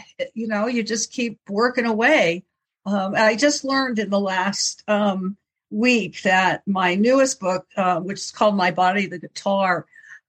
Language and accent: English; West Virginia, United States; I was born in West Virginia.